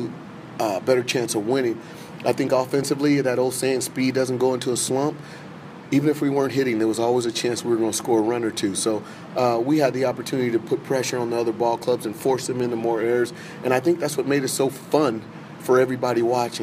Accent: Los Angeles, California, United States; moved away as an adult; also born or lived in Chesterfield, Missouri; We're both from California

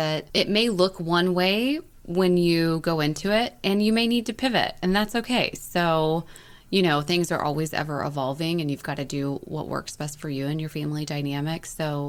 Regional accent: Indiana, United States; And you forget I'm from Indiana.

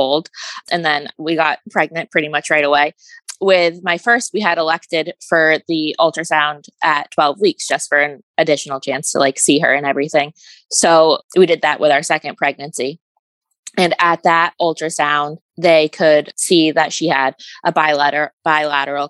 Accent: Vermont, United States; I am from Vermont

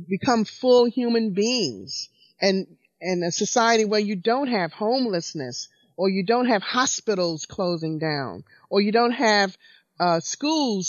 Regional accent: Alabama, United States; I was born under segregation in Alabama in 1952

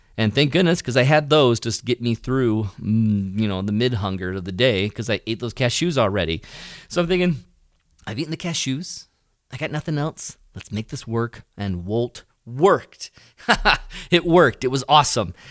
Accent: United States; I'm an American

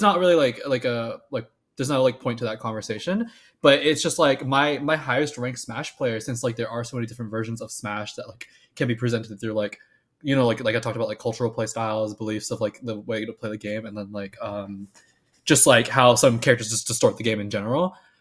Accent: Florida, United States; moved away; I'm from Florida.

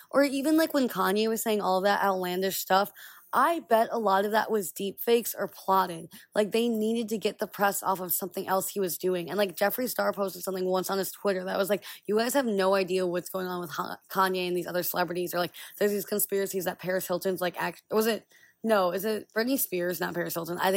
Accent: Israel; born there; Literally all I talk about is that like I was born in Israel and how that made me see the situation that's going on there.

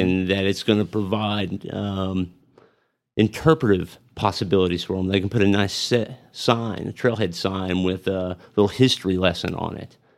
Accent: Amarillo, Texas, United States; also born or lived in Pampa, Texas / Tulsa, Oklahoma; I was born in Amarillo, and I've spent most of my life in Amarillo. I spent, uh, a few years in Pampa. I went to middle school and high school in Pampa

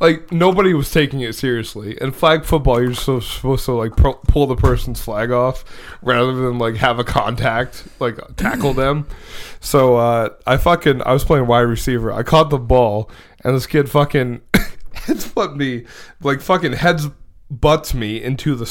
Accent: United States; me as an American

